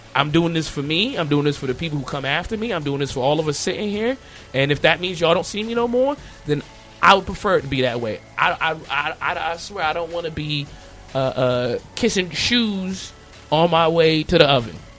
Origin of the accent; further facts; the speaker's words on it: United States; I was born here. Matter of fact, I was born on a Navy base on Memorial Day